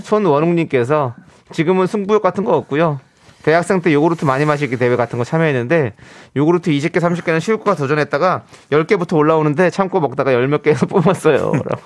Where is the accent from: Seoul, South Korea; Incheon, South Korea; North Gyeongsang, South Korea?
Incheon, South Korea; 어렸을 때부터 이제 월미도에서 나, 자랐으니까